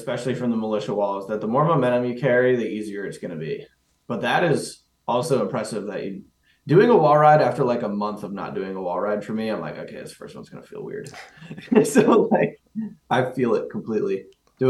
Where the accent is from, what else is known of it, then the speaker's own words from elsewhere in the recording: Pennsylvania, United States; I'm from Pennsylvania